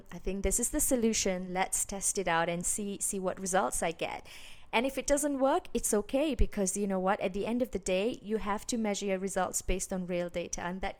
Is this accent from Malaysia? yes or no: yes; Malaysia; I grew up in Asia, in Malaysia, and over there, you know, school is a very traditional system